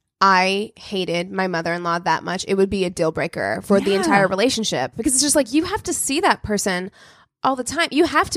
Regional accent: Albuquerque, New Mexico, United States; moved away; as someone whose family is from New Mexico, I was born in Albuquerque.

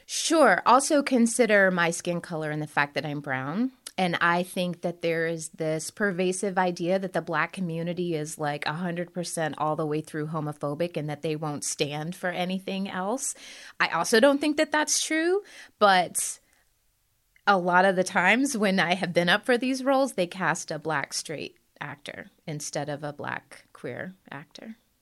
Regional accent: Birmingham, Alabama, United States; moved away; also born or lived in New York City; I grew up in Birmingham, Alabama, and I was already a biracial girl of color

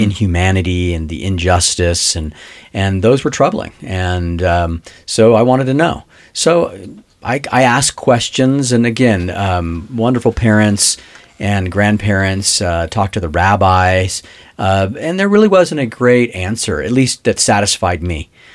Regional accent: Los Angeles, California, United States; I grew up in Los Angeles

